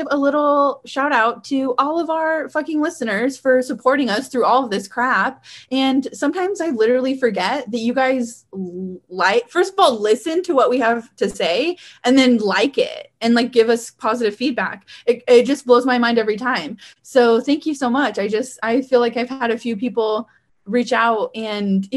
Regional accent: Weiser, Idaho, United States; growing up in Weezer, there's like no crime there.

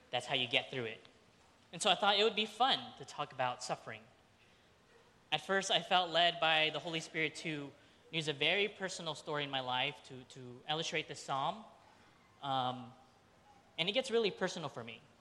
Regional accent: Philippines; And for the majority of Filipinos, I'm Filipino if you didn't know that, um, you were most likely Catholic. It just so happened my mom's side of the family, we were the 10% Protestant that were in the Philippines.

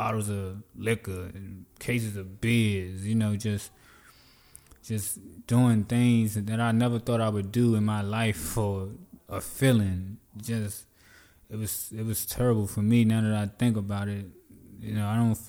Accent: D.C., Maryland area, United States; also born or lived in Virginia; I'm originally from Virginia, but I grew up in the D.C., Maryland area

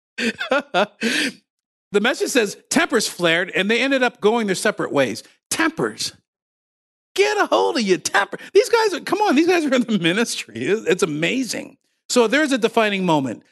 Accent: Ontario, Canada; moved away as an adult; also born or lived in Windsor, Ontario; now in Nova Scotia, Canada; I was raised in Ontario.

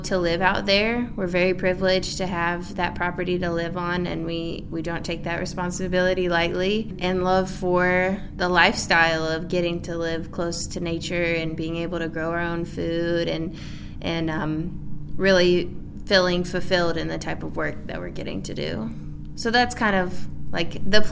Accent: Maryville, Tennessee, United States; also born or lived in Walland, Tennessee; I was born and raised in Maryville

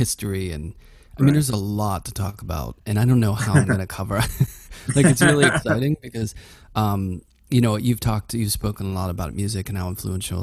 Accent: Pittsburgh, Pennsylvania, United States; I grew up in Pittsburgh in like a working class neighborhood

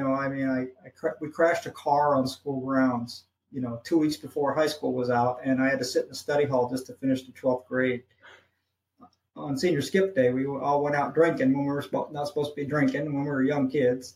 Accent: St. Louis, Missouri, United States; moved away; also born or lived in Hawaii; St. Louis, Missouri is my hometown. I grew up there

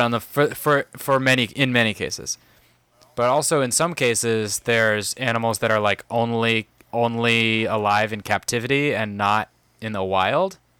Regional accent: San Diego, California, United States; moved away; I grew up in San Diego

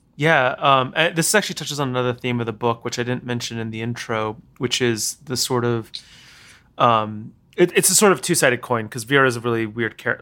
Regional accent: New York City, New York, United States; I grew up here in New York, but I went to boarding school

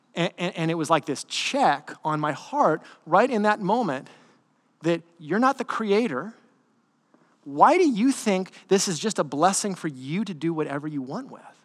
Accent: United States

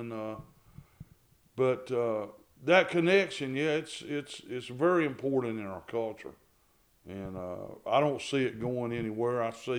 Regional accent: the South, United States; the South, I'm glad I'm a Southerner.

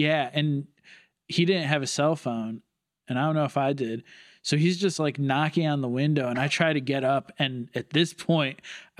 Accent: Southington, Connecticut, United States; Southington, Connecticut. It's like okay. Central Connecticut, kind of halfway between, Hartford and New Haven.

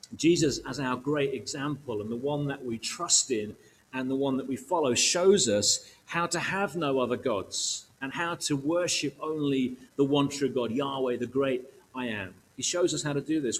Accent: United Kingdom; emotionally challenged Brits

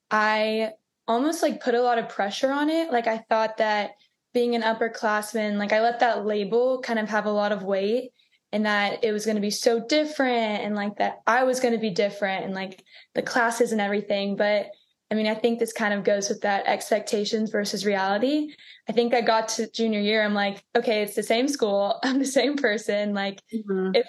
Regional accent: Dallas, Texas, United States; the pre PA track and I'm from Dallas, Texas.

